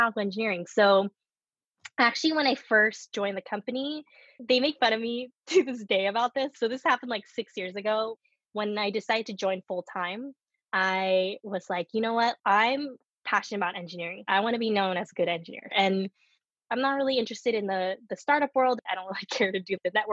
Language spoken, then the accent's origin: English; United States; first language Korean; English is a second language; also born or lived in Korea; I was born in the US